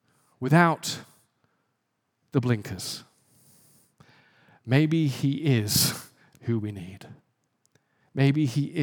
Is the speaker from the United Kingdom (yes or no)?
yes; England, United Kingdom; I remember growing up in England in a fairly poor area, and I would play soccer